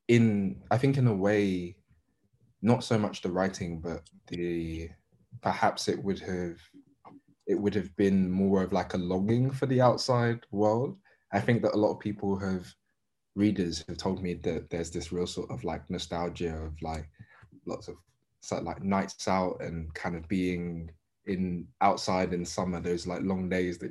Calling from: London, United Kingdom; Southeast London.

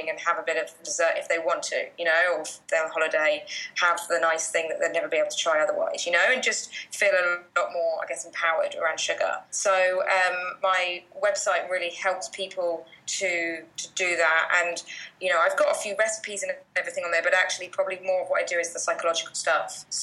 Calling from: Bali, Indonesia; I am, yeah. So I'm falling away from Bali, so I know it's uh, a bit colder in the UK at the moment.

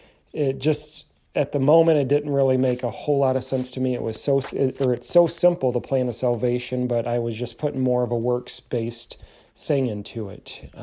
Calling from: Michigan, United States; I am calling from Michigan

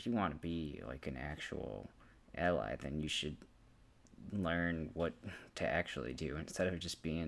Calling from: Aurora, Illinois, United States; calling from Aurora, Illinois.

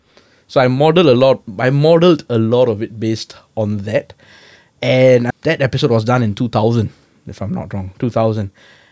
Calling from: Singapore; So today I'm calling in from Singapore, my home base.

